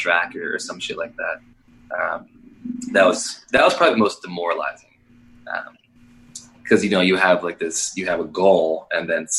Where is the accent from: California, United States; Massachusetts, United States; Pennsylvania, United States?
Pennsylvania, United States; Western; Growing up in Western PPA